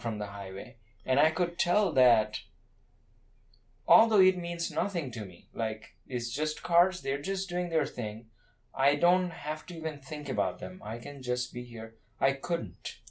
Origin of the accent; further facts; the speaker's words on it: Kolkata, West Bengal, India; moved away; I come from India, cars were not like that common like personal cars now they're becoming more common in india but i grew up in a city where personal cars were very rare